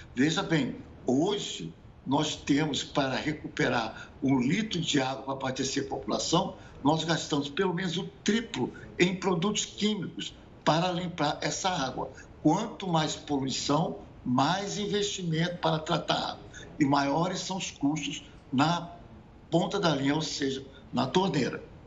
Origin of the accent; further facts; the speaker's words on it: Brazil; como brasileiros